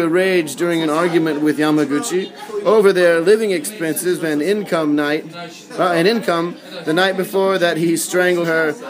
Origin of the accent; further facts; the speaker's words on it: United States; I'm American, so this is gonna